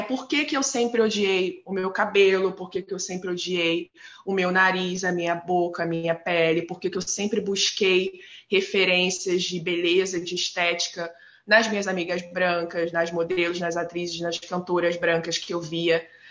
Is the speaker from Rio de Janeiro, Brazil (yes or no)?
yes; Nova Iguaçu, Rio de Janeiro, Brazil; moved away as an adult; now in Vancouver, Canada; eu sou cria da Baixada Fluminense, né? Nascida e criada em Nova Iguaçu